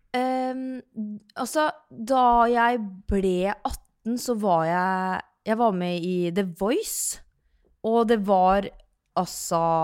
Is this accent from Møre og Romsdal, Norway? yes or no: no; Sarpsborg, Østfold, Norway; also born or lived in Oslo; når jeg er da hjemme i Sarpsborg